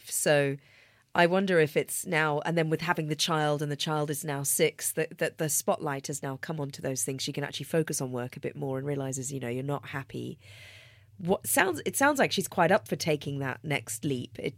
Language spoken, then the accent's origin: English; New Zealand; I'm now 47. I'm originally from New Zealand. I've worked in Sydney, London, San Francisco